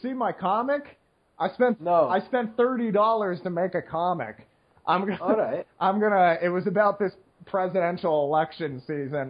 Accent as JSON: {"language": "English", "country": "United States", "said": "I'm American"}